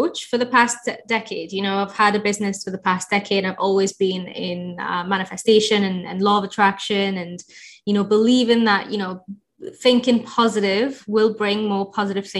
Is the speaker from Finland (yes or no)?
no; Egypt; now in United Kingdom; I'm from Egypt originally